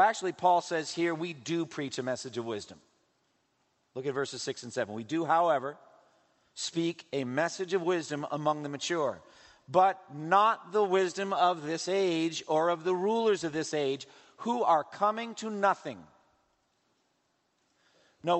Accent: Massachusetts, United States; In my home state of Massachusetts, up in Newburyport

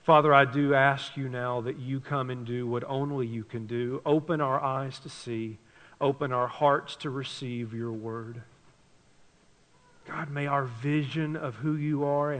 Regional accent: Tennessee, United States; I grew up in Tennessee

